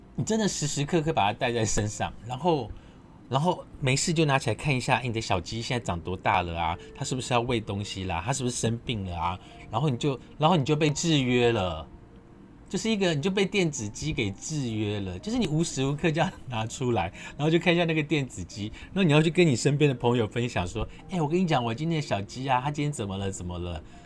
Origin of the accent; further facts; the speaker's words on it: southern Taiwan, Taiwan; 我是在南方澳长大